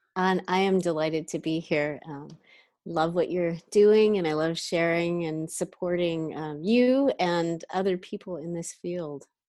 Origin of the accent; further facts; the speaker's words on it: Canada; now in San Francisco Bay Area, United States; I'm from Canada